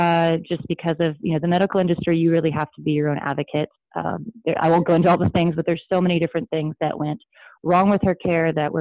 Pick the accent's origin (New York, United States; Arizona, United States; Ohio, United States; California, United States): Arizona, United States; Sedona; now in Los Angeles, United States; I'm from Sedona, Arizona, originally, and I live in LA.